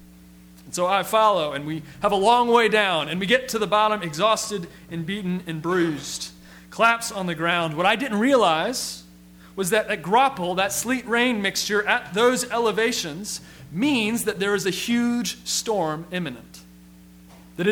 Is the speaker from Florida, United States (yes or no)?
no; South Carolina, United States; I'm from South Carolina and we don't see snow or ice very often.